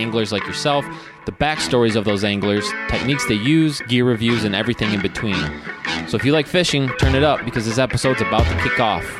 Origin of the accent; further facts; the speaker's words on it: Midwest, United States; now in Michigan, United States; I'm a Midwesterner.